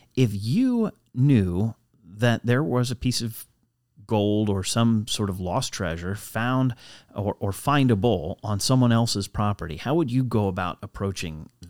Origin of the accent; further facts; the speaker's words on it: United States; as an American